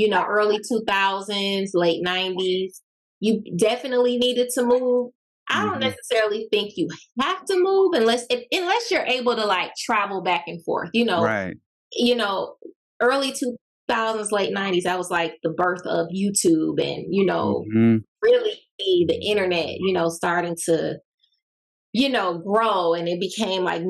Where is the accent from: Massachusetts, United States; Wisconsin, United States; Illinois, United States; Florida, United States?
Wisconsin, United States; Milwaukee; now in Atlanta, United States; I currently live in Atlanta, born and raised in Milwaukee, Wisconsin